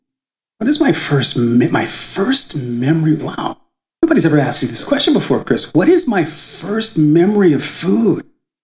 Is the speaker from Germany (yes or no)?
yes; Landstuhl, Rhineland-Palatinate, Germany; born there; Mm-hmm. I was. My father was in the military. I was born in Landstuhl.